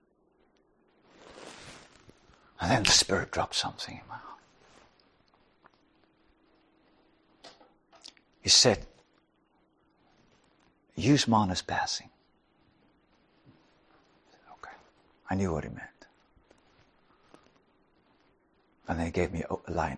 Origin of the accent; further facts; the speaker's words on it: South Africa; I'm from South Africa